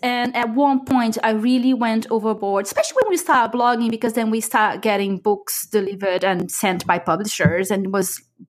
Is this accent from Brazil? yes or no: yes; Brazil; now in United Kingdom; the other half. I am from Brazil, but I live in the UK.